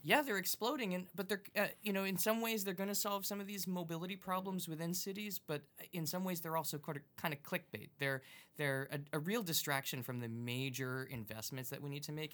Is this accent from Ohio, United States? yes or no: no; Long Island, New York, United States; now in Massachusetts, United States; I'm originally from Long Island